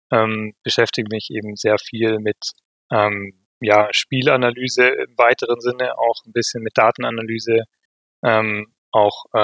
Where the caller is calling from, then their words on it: Vienna, Austria; aus, äh, aus dem sehr schönen Wien